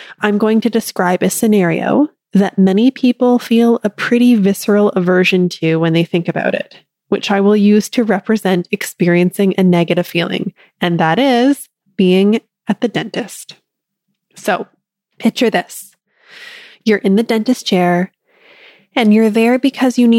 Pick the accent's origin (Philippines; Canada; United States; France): Canada; I'm Canadian